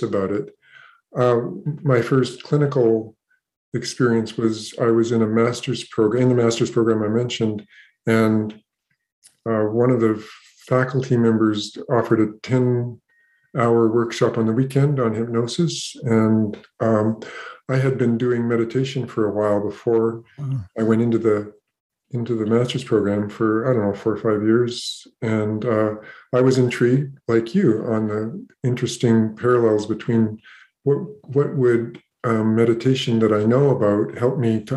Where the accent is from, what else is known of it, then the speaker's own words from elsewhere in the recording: Canada; also born or lived in British Columbia; I am from Canada